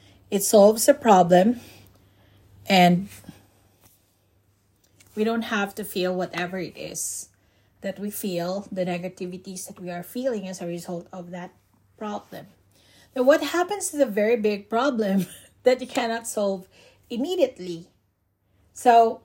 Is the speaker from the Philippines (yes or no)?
yes; Philippines; moved away as an adult; also born or lived in Cebu / Bohol; I was still in my home country, the Philippines